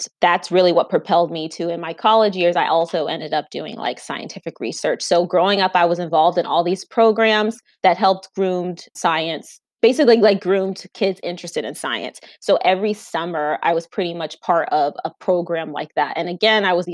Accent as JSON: {"language": "English", "town": "Spring Hill", "region": "Florida", "country": "United States", "tie": "born or raised there", "also_born_or_lived": "New York", "said": "I was actually born in New York, but then I moved to Florida. I grew up in a single parent household."}